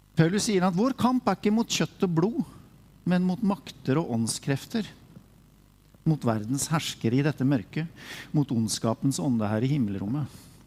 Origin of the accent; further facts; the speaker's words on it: Sarpsborg, Østfold, Norway; jeg er fra Sarpsborg